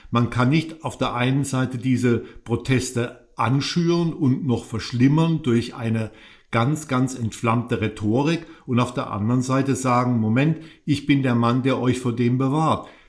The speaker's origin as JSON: {"language": "German", "town": "Charlottesville", "region": "Virginia", "country": "United States", "tie": "born or raised there", "said": "Ist meine Heimatstadt, ja. Ich war auf dem Campus der äh, berühmten University of Virginia, die von Thomas Jefferson gegründet wurde"}